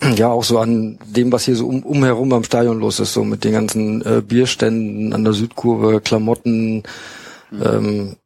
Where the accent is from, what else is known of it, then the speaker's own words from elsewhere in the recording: North Rhine-Westphalia, Germany; moved away; ich komme ja auch aus Westfalen